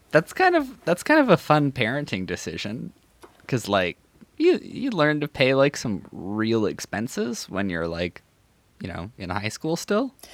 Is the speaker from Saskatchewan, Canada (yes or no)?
yes; North Battleford, Saskatchewan, Canada; moved away; I'm from North Battleford originally.